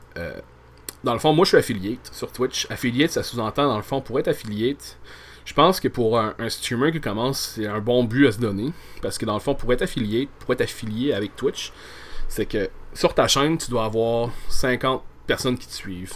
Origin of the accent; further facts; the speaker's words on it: Quebec, Canada; en étant au Québec